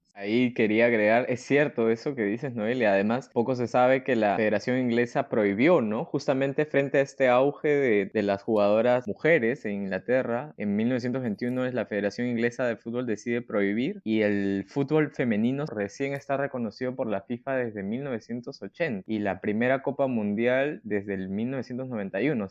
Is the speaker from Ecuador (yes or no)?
no; Peru; yo somos de Perú